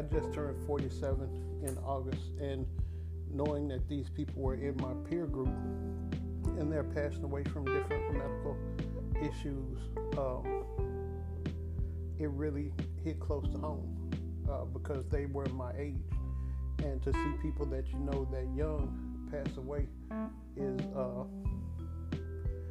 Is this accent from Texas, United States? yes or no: yes; Dallas, Texas, United States; also born or lived in Mesquite, Texas / Houston, Texas; when I moved from Dallas to Mesquite